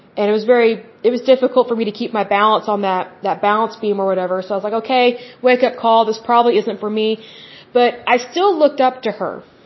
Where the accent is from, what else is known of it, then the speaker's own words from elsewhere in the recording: Oklahoma, United States; I'm from Oklahoma